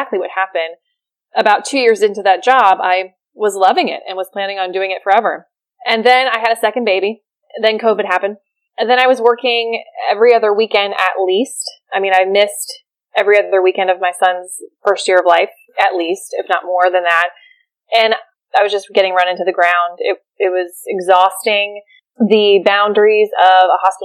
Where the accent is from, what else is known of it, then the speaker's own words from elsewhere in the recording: Maryland, United States; moved away as an adult; now in Charleston, United States; I grew up in Maryland. I did all my schooling there. I came to Charleston, South Carolina for residency. And I've been here ever